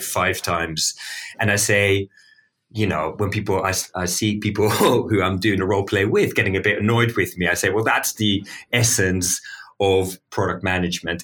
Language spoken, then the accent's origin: English; Amsterdam, North Holland, Netherlands; I'm from Amsterdam. I'm from the Netherlands